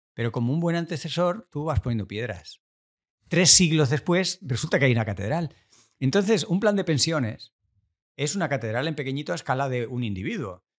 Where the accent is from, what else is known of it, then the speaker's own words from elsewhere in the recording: Argentina; nací en Argentina, en Argentina es la tierra del asado